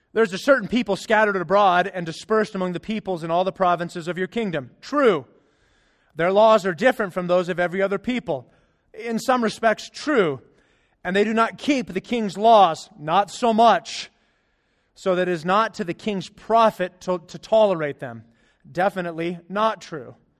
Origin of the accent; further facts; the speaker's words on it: Arizona, United States; moved away; I'm from Arizona